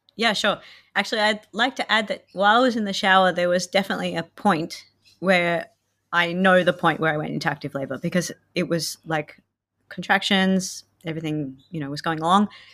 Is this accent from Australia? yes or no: yes; Australia; moved away as an adult; now in Finland; I'm from Australia, and I've lived in Finland for eight years.